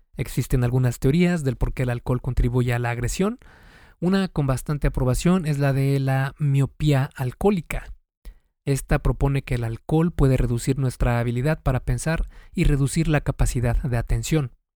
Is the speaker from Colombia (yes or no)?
no; Mexico; aquí en mi país, que es México